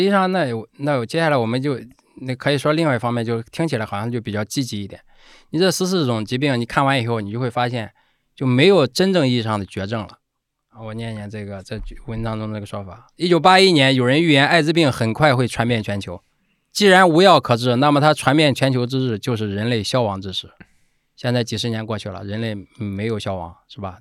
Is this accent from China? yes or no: yes; Zaozhuang, Shandong, China; accent: Shandong dialect; first language Shandong dialect; moved away; 他我们都在那一起长大，从小说的就是我们家乡话，对吧？就是山东土话